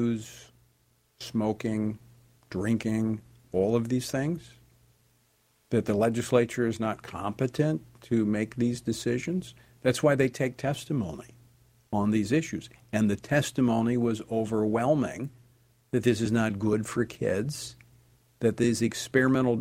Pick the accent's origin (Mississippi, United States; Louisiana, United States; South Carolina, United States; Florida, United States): Louisiana, United States; my home state of Louisiana